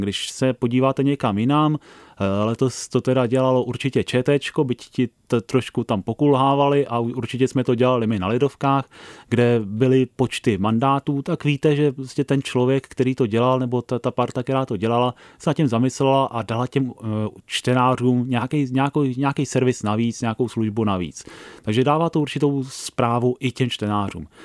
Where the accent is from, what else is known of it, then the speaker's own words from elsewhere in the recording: Prague, Czechia; já jsem z Prahy 13